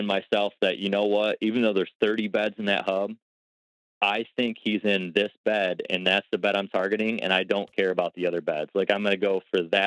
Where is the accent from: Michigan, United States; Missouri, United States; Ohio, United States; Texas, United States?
Ohio, United States; in my home state, at least in Ohio